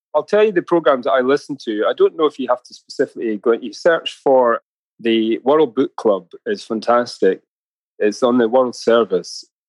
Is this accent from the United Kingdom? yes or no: yes; Tobermory, Scotland, United Kingdom; moved away as an adult; also born or lived in Glasgow; now in London, United Kingdom; I was a kid, you know, growing up in Mull